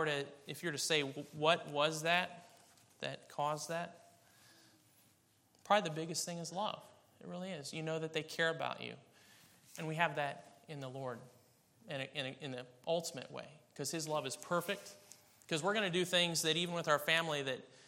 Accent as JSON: {"language": "English", "region": "Kansas", "country": "United States", "tie": "born or raised there", "said": "I was born in Kansas."}